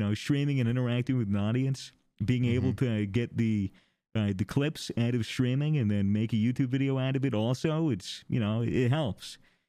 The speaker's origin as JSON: {"language": "English", "country": "United States", "said": "I'm American. It's in my blood."}